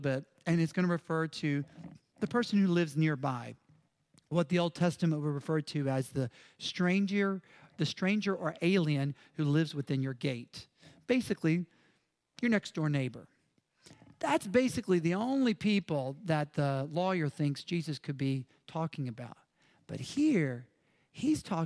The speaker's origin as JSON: {"language": "English", "region": "Mississippi", "country": "United States", "moved": "yes", "said": "I'm from Mississippi."}